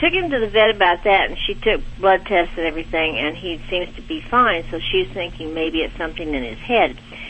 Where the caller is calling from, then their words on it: Bentonville, Arkansas, United States; I'm calling from Bentonville, Arkansas.